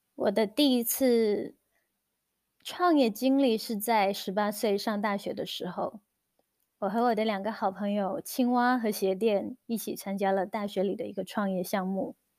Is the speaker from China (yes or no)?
yes; Guangdong, China; moved away as an adult; also born or lived in Shenzhen; now in New Zealand; 我是土生土长的广东人，在广州完成了我的本科之后，我在深圳工作了一段时间，然后移居新西兰